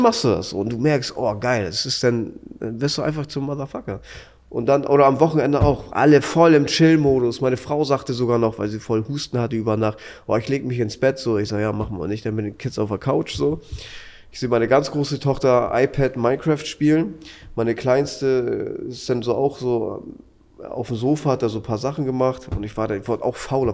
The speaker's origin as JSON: {"language": "German", "region": "Hamburg", "country": "Germany", "said": "Ich komme aus Hamburg"}